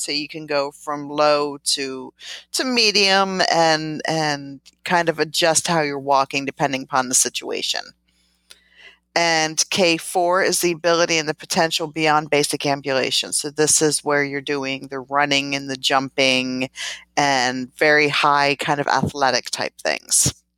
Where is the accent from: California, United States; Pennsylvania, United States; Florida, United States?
Pennsylvania, United States; outside of Philadelphia; moved away; I was born and raised in Pennsylvania, outside of, of Philadelphia